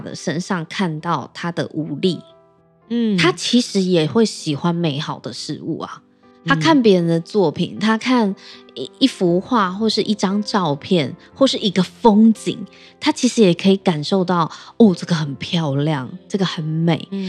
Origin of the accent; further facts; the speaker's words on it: Keelung, Taiwan; 我的家乡是基隆嘛，基隆有很多也是在巷弄里的小吃